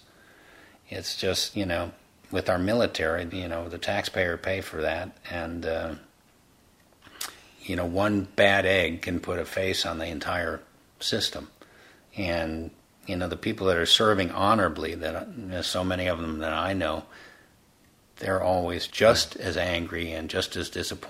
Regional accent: United States; I was born in the United States

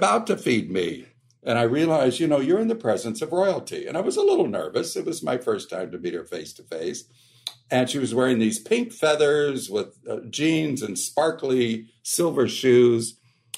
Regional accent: Modesto, California, United States; I grew up in Modesto, California

